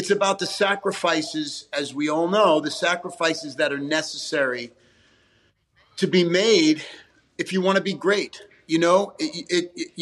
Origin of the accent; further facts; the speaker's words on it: New York, United States; Growing up in Italian New York family